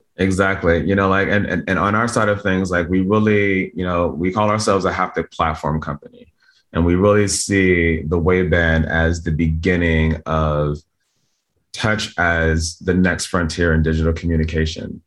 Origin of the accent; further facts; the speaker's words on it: Camden, New Jersey, United States; moved away; I was born in Camden, New Jersey. It's like a pretty poor place